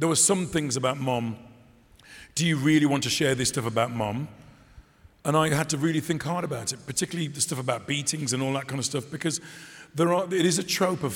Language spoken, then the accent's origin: English; Dudley, West Midlands, United Kingdom; I'm from Dudley